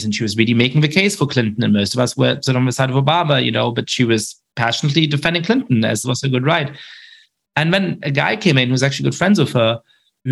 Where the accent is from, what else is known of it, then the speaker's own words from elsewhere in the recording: Germany; I grew up Jewish in Germany